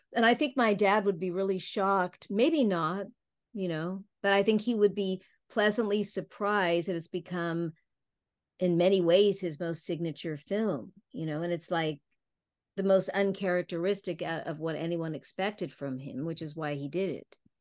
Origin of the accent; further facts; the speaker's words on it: Palm Springs, California, United States; my dad used to have a house there, so I grew up a lot in Palm Springs and Palm Desert